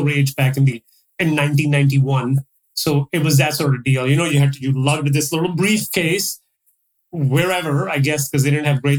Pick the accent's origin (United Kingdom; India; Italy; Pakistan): Pakistan; moved away as an adult; also born or lived in Dubai / Toronto / Calgary; now in Dallas, United States; I was born in Dubai, so I stayed there for a few years. My dad was running a business there. Then we moved back to Pakistan. I spent about, 15-ish years there.